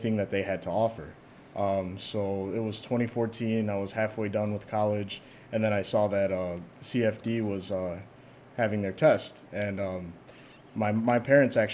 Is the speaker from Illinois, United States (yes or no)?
yes; Chicago, Illinois, United States; I lived in Chicago my whole life. I'm from the southeast side, which nobody has ever heard of. Every time I tell people, like, I'm from the southeast side, I grew up in Hagwish